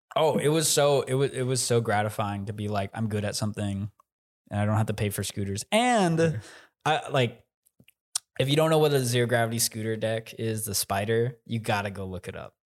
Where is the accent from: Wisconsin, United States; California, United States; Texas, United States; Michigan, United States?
Texas, United States; Plano; I'm from Plano, Texas